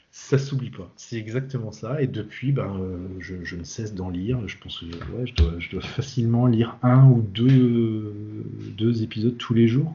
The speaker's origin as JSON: {"language": "French", "region": "Brittany", "country": "France", "said": "moi je suis breton"}